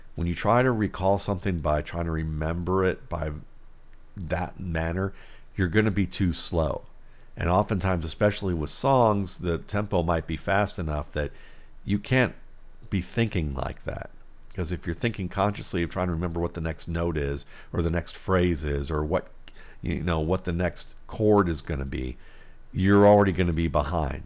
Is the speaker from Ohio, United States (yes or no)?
yes; Cleveland, Ohio, United States; growing up in Cleveland, Ohio.